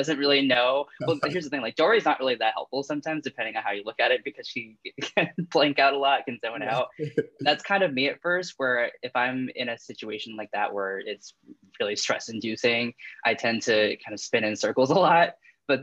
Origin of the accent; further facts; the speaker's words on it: New England, United States; all I've known is literally growing up in New England